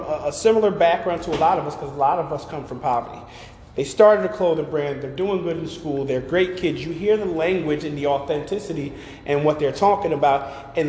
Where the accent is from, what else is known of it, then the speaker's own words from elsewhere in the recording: Schenectady, New York, United States; I'm from Schenectady